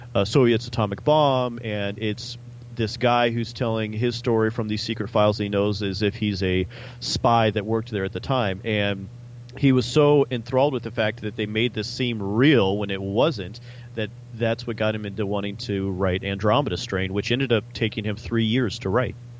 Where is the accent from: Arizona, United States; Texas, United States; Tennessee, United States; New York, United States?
Arizona, United States; we're both from Arizona